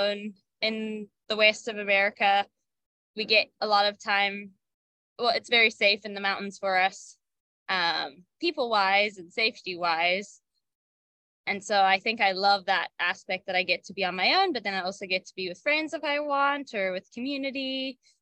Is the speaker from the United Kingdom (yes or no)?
no; Zimbabwe; moved away; growing up in Zimbabwe, it was really cool. I grew up on a farm